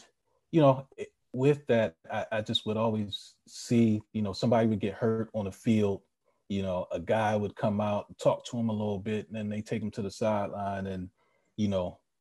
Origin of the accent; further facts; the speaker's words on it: Philadelphia, Pennsylvania, United States; I grew up in Philly, you know, Philly born and bred